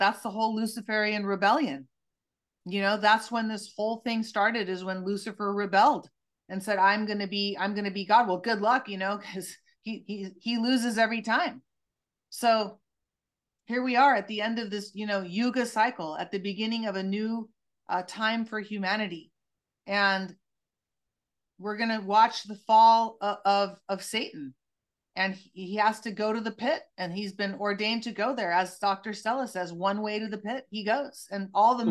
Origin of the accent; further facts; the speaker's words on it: Santa Cruz, California, United States; my hometown of Santa Cruz